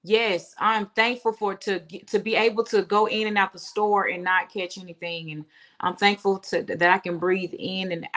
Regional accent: Birmingham, Alabama, United States; now in Nashville, United States; Birmingham, Alabama. I'm from Birmingham, Alabama, and I reside in Nashville, Tennessee

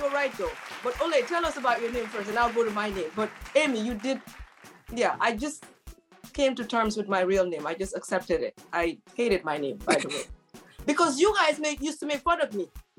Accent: Nigeria; accent: Nigerian; Hey, my sister, let me use my Nigerian accent.

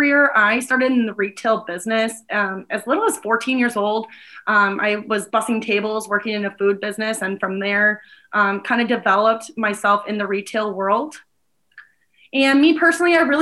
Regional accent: Milwaukee, Wisconsin, United States; also born or lived in Fond du Lac, Wisconsin / Madison, Wisconsin; now in Green Bay, United States; I am originally from Milwaukee, Wisconsin

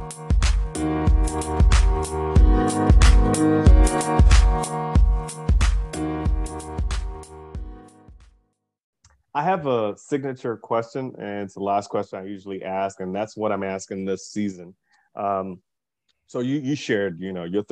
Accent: Nigeria; I'm also Nigerian

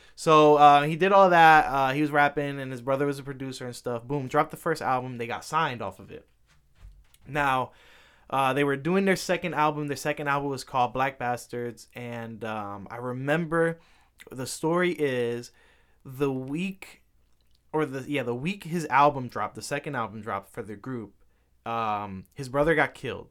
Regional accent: New York City, New York, United States; I was born in Manhattan

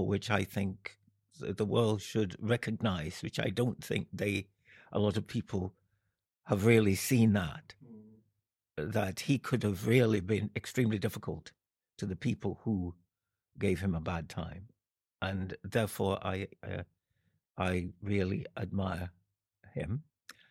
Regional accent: Jamaica; also born or lived in London; now in Edinburgh, United Kingdom; I was brought up in Jamaica

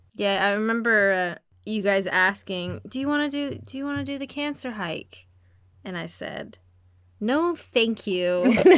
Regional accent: Canada; I'm Canadian

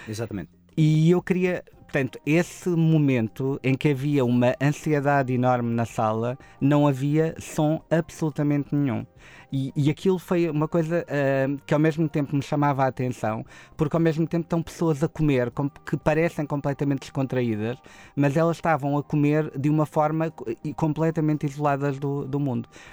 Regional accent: Portimão, Algarve, Portugal; nós somos de Portimão

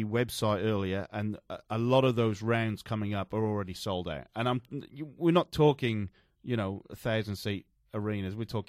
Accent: Newport, Wales, United Kingdom; It used to be in my hometown they used to hold this, and you could not get a ticket for love. Well, Llanfilly. Newport, yes.

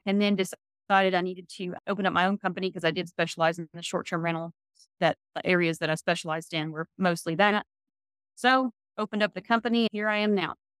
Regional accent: Virginia, United States; moved away as an adult; now in Tennessee, United States; I'm from Virginia originally, and we came down to Tennessee

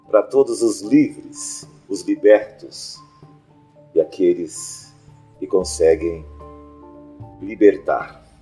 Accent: Brazil; somos brasileiros

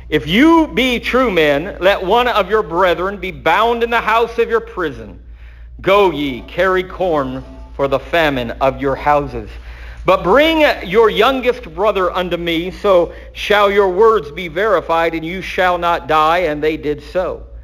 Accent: the South, United States; I told you I'm from the South.

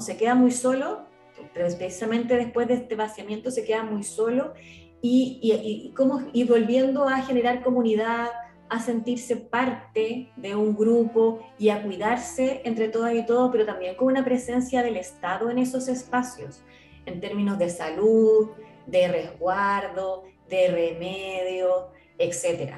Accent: Chile; como chilena

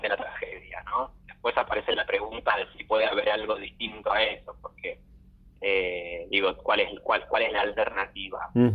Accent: Caseros, Buenos Aires Province, Argentina; moved away as an adult; now in Buenos Aires, Argentina; Soy bonaerense, soy de Caseros

